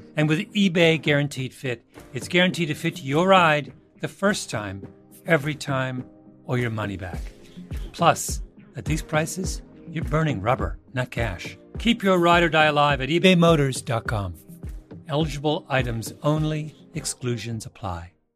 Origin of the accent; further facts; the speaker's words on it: Minnesota, United States; we're from Minnesota